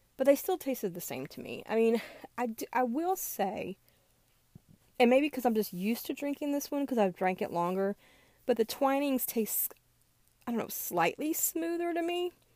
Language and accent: English; American South, United States; moved away; I grew up in the American South